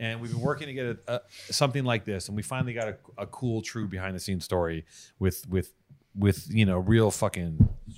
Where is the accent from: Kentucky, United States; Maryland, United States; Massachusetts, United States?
Massachusetts, United States; accent: Boston; My Boston accent is fucking